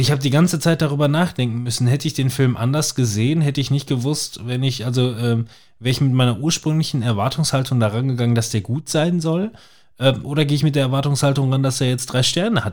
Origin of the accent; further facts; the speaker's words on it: Germany; Bei uns in Deutschland